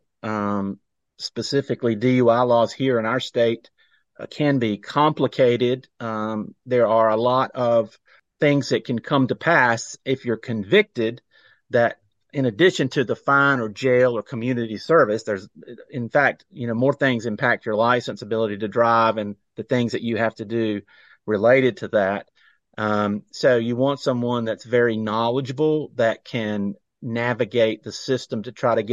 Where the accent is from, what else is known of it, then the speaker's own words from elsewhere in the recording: Rock Hill, South Carolina, United States; I grew up in South Carolina, Rock Hill specifically